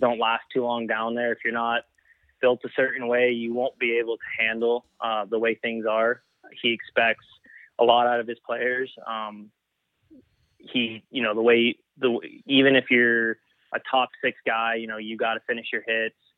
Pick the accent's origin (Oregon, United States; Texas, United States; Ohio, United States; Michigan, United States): Texas, United States; El Paso; moved away as an adult; now in Edmond, United States; El Paso is predominantly Hispanic culture. Um, and I grew up